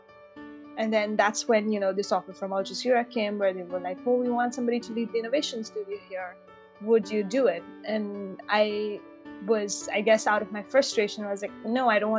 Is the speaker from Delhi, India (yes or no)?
no; Mumbai, Maharashtra, India; now in United States; I actually grew up in Mumbai in India